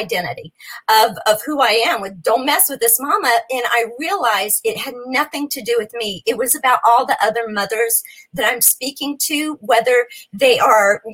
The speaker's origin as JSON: {"language": "English", "region": "New Mexico", "country": "United States", "tie": "born or raised there", "moved": "as an adult", "lives_now": "Nashville, United States", "said": "I was born and raised in New Mexico"}